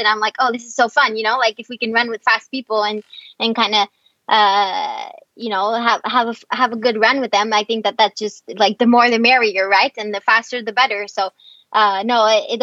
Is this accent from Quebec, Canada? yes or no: yes; Quebec, Canada; I'm from Quebec